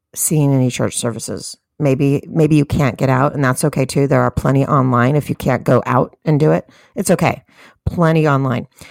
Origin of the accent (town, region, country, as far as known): United States